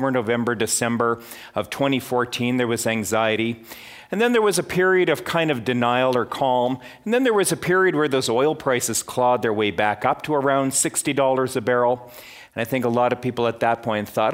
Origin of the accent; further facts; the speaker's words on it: Edmonton, Alberta, Canada; now in Calgary, Canada; Edmonton is my hometown